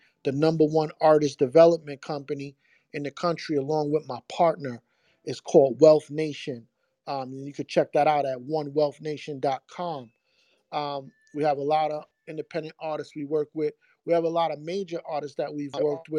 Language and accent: English; New York City, New York, United States; also born or lived in Brooklyn; I'm from the Bronx, raised in the Bronx, born in Brooklyn